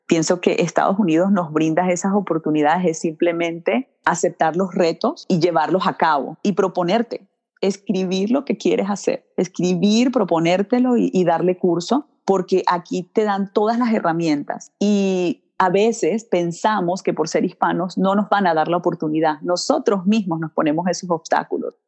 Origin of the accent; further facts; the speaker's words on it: Vargas, La Guaira, Venezuela; also born or lived in Milwaukee, Wisconsin / Washington; now in Florida, United States; Nací en Milwaukee, Wisconsin, y mis papás estaban estudiando acá en este país. Y ya luego, cuando cambió la economía en Venezuela, se regresan a Venezuela, su país natal, y allí me crían, en Venezuela